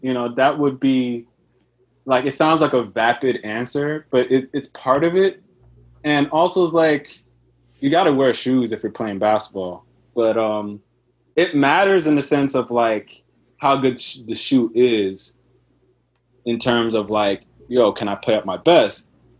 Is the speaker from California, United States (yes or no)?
no; Houston, Texas, United States; now in New York, United States; I'm 28. I'm from New York. I'm originally from Texas, Houston, Texas, by far.